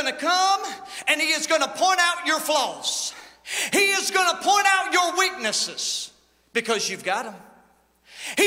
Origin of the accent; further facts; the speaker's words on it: United States; accent: country; I just said it in the country lingo that we use. It is my native tongue. It is what I have learned to speak is country.